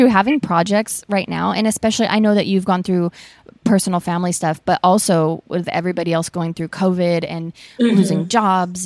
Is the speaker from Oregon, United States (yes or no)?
yes; Portland, Oregon, United States; now in Southern California, United States; I'm from Portland